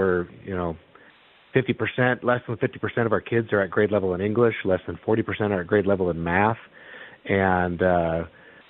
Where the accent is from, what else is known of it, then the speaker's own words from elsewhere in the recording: Littleton, Colorado, United States; moved away as an adult; also born or lived in Texas; Littleton Public Schools, which is where my wife and I graduated from Arapahoe High School